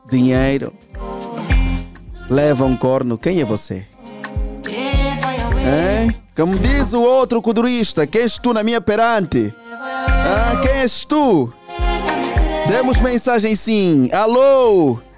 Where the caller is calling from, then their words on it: Camama, Luanda Province, Angola; Eu sou do Simeone, mas não lá no fundo, né? Sou do Simeone, mas não sou lá do fundo.